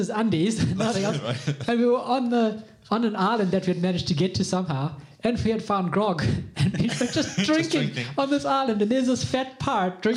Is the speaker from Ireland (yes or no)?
no; New Zealand; New Zealand